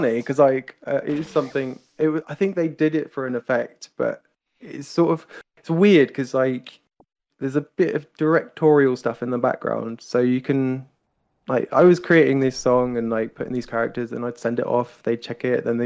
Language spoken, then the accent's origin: English; United Kingdom; I'm British